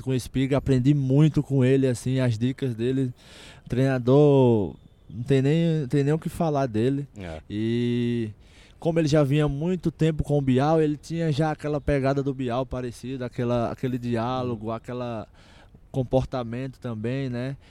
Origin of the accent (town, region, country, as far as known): Campina Grande, Paraíba, Brazil; born or raised there; moved away